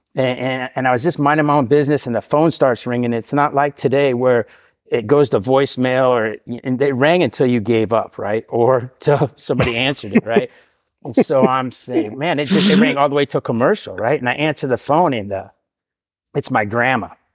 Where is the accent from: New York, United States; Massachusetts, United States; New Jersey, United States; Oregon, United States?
Oregon, United States; Portland; I grew up in Portland all my life